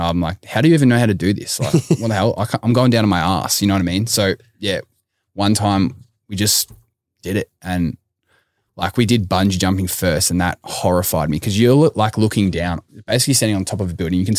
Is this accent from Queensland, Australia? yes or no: no; Yarra Glen, Victoria, Australia; Mate, I'm from Yarra Glen, so we walk in the mud out there